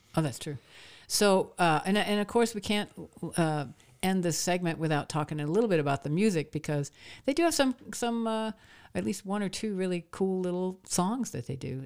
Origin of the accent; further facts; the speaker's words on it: Maine, United States; moved away; also born or lived in Nashville; I grew up in Maine